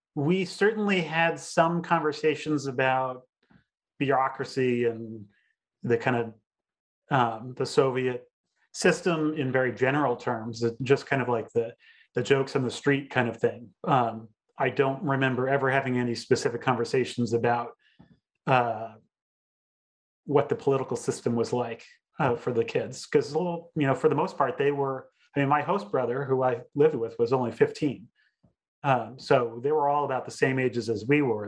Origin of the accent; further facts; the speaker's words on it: United States; as a teenager growing up in the United States